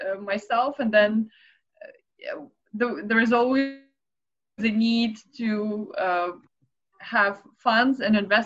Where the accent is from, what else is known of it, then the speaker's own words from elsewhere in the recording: Moscow, Russia; moved away; I'm originally from Moscow, Russia